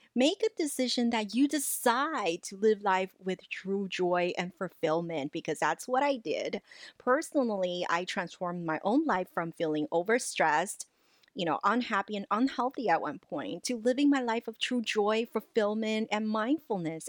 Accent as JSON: {"language": "English", "town": "Los Angeles", "region": "California", "country": "United States", "tie": "born or raised there", "second_language": "English", "said": "even though I grew up, you know, in L A, I hold the diploma from U C L A, I still feel, because English isn't my native language"}